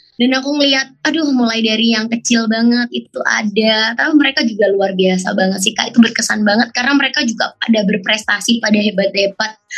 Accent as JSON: {"language": "Indonesian", "town": "Surabaya", "region": "East Java", "country": "Indonesia", "said": "aku dari Kota Surabaya"}